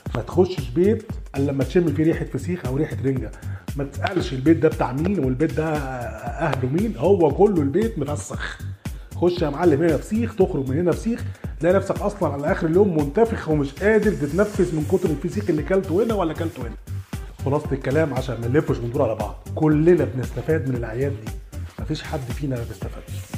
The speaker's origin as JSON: {"language": "Arabic", "country": "Egypt", "said": "احنا كمصريين"}